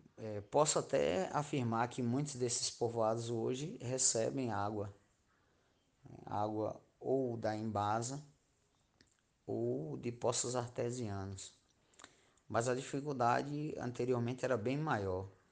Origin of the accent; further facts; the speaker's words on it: Miguel Calmon, Bahia, Brazil; also born or lived in Jacobina / Irecê; Nasci em Jacobina, mas só o nascimento mesmo, sou calmonense desde quando nasci. Então, moro nessa cidade há 43 anos, que é a minha idade.